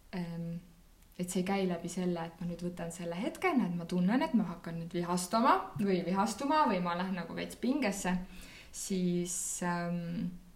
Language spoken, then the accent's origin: Estonian; Tartu, Tartu County, Estonia; ma olen Tartust pärit